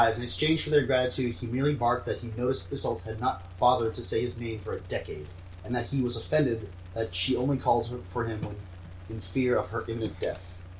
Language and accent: English; United States; I'm American.